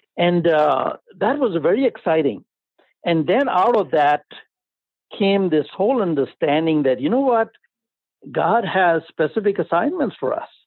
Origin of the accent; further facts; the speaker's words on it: India; accent: Indian; my accent gives it away that I'm from India